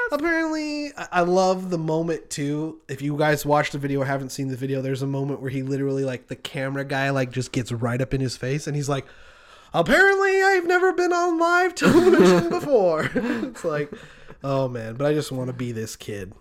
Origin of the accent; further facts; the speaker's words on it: Marysvale, Utah, United States; moved away; I lived in a very small town. Shout out to Marysville.